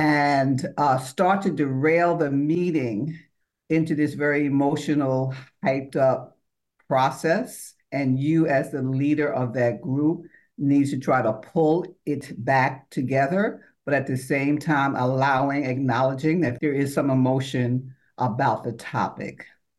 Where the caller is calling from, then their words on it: New York, United States; I'm calling from Harlem, USA.